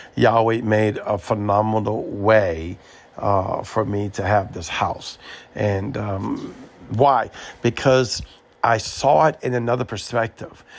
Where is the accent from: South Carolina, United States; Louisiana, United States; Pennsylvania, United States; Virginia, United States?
Louisiana, United States; moved away as an adult; also born or lived in Mobile, Alabama; I am from Louisiana